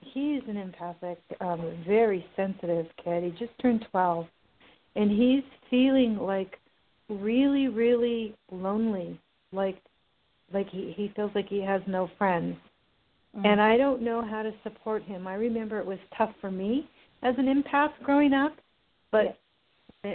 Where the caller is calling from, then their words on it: California, United States; I'm calling from California.